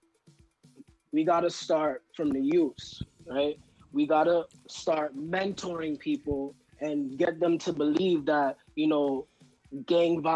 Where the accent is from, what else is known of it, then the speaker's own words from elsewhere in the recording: New York City, New York, United States; I grew up in Harlem, and growing up in Harlem